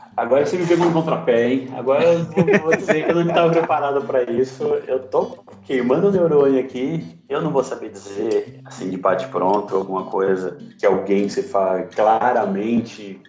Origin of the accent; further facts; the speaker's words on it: Goiás, Brazil; eu sou de Goiás